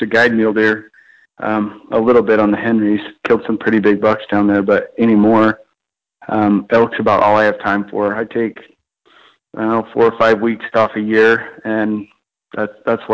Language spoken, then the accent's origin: English; Payson, Utah, United States; also born or lived in Spanish Fork, Utah; I grew up in Payson, Utah, which is about 10 minutes south of where I'm at now